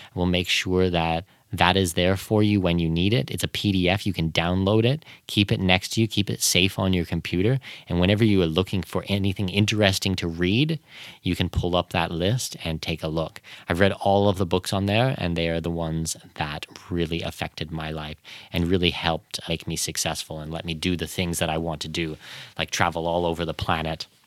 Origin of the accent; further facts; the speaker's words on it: Canada; moved away; growing up in Canada